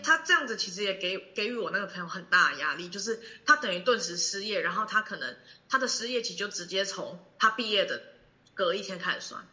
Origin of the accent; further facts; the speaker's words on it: Taiwan; 我们台湾人